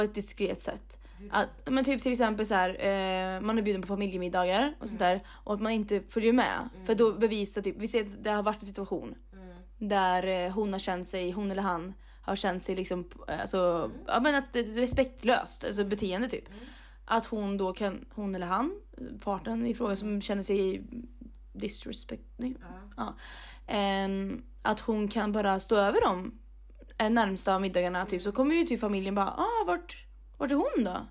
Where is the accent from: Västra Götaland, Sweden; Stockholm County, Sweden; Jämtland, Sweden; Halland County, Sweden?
Västra Götaland, Sweden; Mariestad; moved away; mina kompisar där hemma i Mariestad